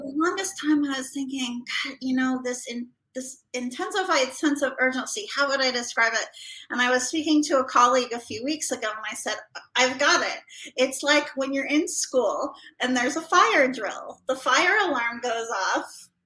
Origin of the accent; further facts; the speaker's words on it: Idaho, United States; moved away; I grew up in Idaho